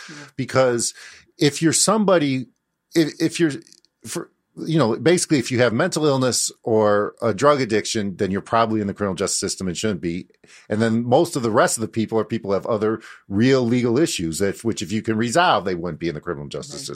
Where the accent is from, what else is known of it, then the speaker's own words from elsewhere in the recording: Chicago, Illinois, United States; I grew up in Uptown uh, in the seventies and eighties